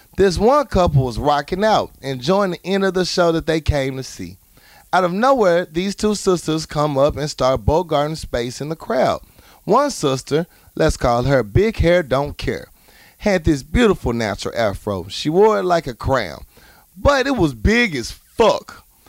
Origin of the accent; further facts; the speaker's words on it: the South, United States; I'm an African-American male. I was born and raised in the South, so I'm very aware of racial tension in our country.